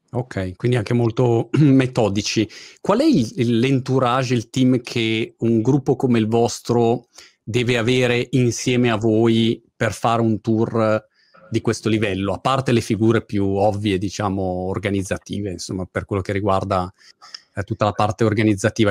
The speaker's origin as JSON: {"language": "Italian", "town": "Milan", "region": "Lombardy", "country": "Italy", "also_born_or_lived": "Rome, Italy", "moved": "as an adult", "lives_now": "Brighton, United Kingdom", "said": "io sono di Milano originariamente, abbiamo vissuto a Roma un periodo"}